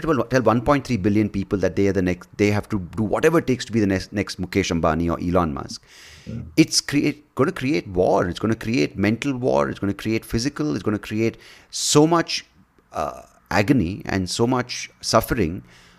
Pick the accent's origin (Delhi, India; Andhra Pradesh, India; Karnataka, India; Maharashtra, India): Karnataka, India; Bangalore; I grew up in Bangalore. Of course, it's exploded in size with wealth or with disparity at the same time.